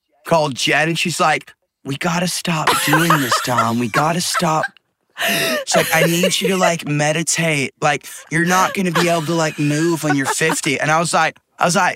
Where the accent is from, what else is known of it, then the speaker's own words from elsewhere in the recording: Yorkshire and the Humber, United Kingdom; I'm from Yorkshire too